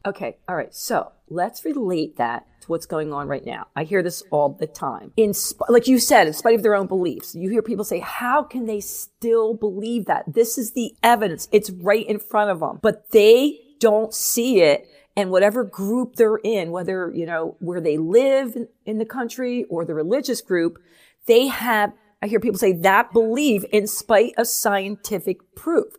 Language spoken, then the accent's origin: English; New Jersey, United States; now in Pennsylvania, United States; I grew up in Jersey